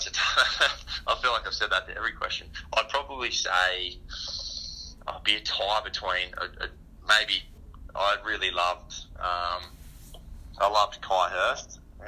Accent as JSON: {"language": "English", "area": "South Coast", "region": "New South Wales", "country": "Australia", "tie": "born or raised there", "also_born_or_lived": "Mooloolaba / Surfers Paradise", "moved": "yes", "said": "I grew up on the South Coast."}